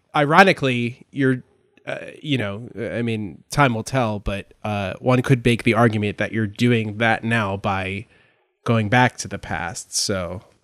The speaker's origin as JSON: {"language": "English", "region": "New Jersey", "country": "United States", "tie": "born or raised there", "said": "I grew up in South Jersey"}